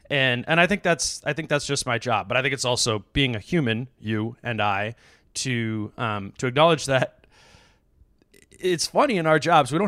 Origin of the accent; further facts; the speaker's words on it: Hopkins, Minnesota, United States; I grew up in Hopkins.